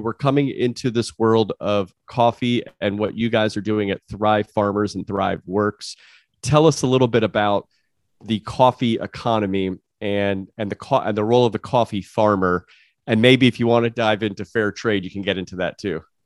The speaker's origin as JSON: {"language": "English", "country": "United States", "said": "I'm from the United States"}